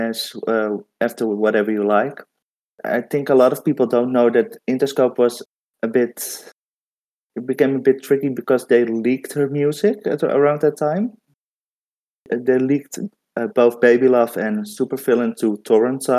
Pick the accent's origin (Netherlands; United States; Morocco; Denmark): Netherlands; I'm from the Netherlands